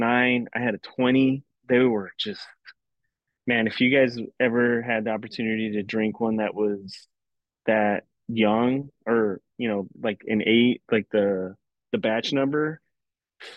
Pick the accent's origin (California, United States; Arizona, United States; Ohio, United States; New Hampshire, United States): Arizona, United States; moved away; I'm from Arizona